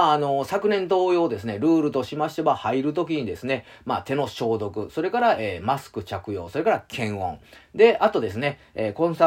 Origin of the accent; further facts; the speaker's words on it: Osaka, Japan; 僕も大阪なんですよ